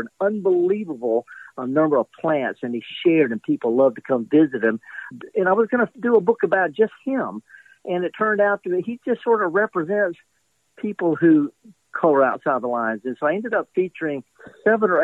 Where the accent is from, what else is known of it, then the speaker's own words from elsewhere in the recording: Mississippi, United States; I'm born and raised in Mississippi